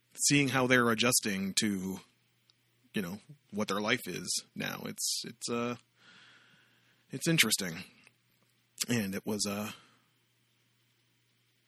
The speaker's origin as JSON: {"language": "English", "town": "Amherstburg", "region": "Ontario", "country": "Canada", "tie": "born or raised there", "also_born_or_lived": "Windsor, Ontario", "moved": "yes", "said": "I was born in Windsor, but I grew up in a commuter town 30 minutes south of Windsor called Amherstburg"}